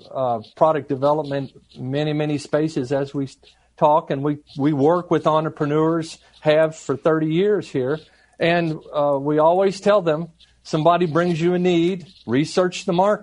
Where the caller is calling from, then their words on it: Georgia, United States; I'm joining you from the suburbs of Atlanta, Georgia.